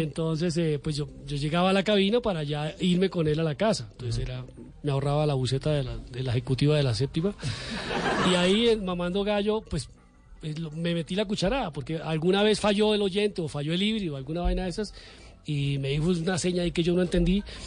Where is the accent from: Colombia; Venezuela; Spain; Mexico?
Colombia; Cúcuta, Norte de Santander; moved away as an adult; now in Bogotá, Colombia; Yo soy de Cúcuta, Mediterránea, vigía de la frontera, la cuna de la República, muy noble, valerosa y leal villa. Entonces eh, vengo a formarme, a estudiar en la universidad.